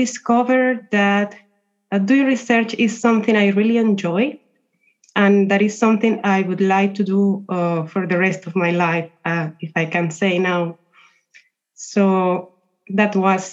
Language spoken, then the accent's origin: English; Colombia; moved away as an adult; also born or lived in Italy; I come from Colombia.